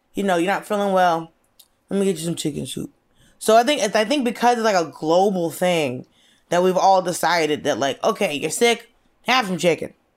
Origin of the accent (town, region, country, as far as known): Norcross, Georgia, United States; born or raised there; also born or lived in Atlanta